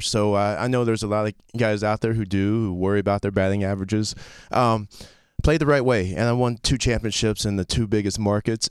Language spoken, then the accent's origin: English; Florida, United States; also born or lived in Fort Riley, Kansas / Okinawa, Japan / Fort Campbell, Kentucky; I was born in Fort Riley, Kansas, and moved immediately to Okinawa until I was four years old. Um, went to Fort Campbell, Kentucky, till I was six, and then been in Florida ever since my dad retired